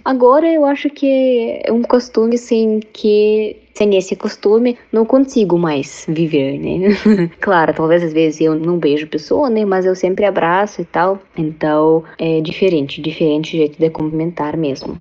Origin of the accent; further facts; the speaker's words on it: Kazan, Tatarstan, Russia; Portuguese is a second language; moved away as an adult; now in Paraná, Brazil; sou da Rússia, da cidade Kazan, que localiza na República Tataristão